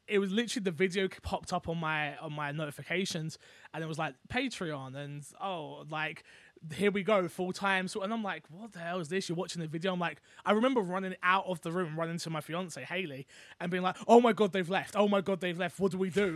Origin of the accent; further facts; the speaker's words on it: London, United Kingdom; I'm from London.